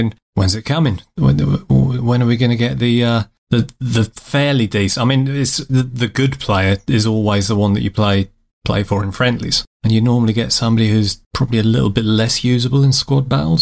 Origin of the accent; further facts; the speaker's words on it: England, United Kingdom; we English chaps